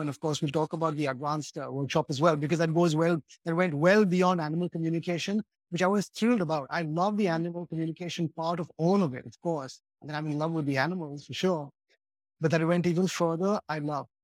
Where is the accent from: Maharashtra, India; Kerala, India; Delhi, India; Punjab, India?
Maharashtra, India; Mumbai; somebody who is a very westernized Indian, that's, that's who I am. I grew up in Bombay